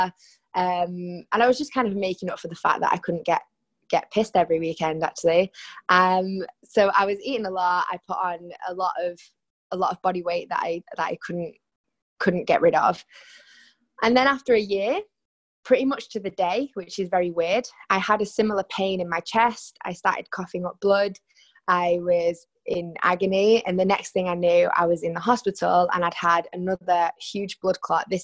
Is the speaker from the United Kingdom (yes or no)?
yes; Salford, North West England, United Kingdom; moved away as an adult; now in Barcelona, Spain; Growing up in Salford in Manchester